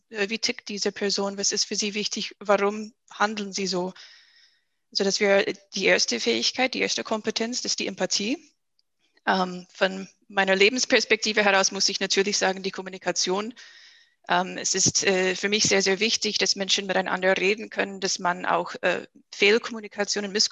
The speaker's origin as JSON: {"language": "German", "country": "United States", "lives_now": "Germany", "said": "aber für Amerika, wo ich herkomme, bin ich sehr, sehr logisch."}